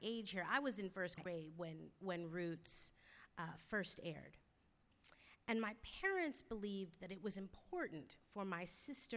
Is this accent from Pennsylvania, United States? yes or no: yes; Philadelphia, Pennsylvania, United States; I'm a Philadelphian. So I always rep Philly wherever I go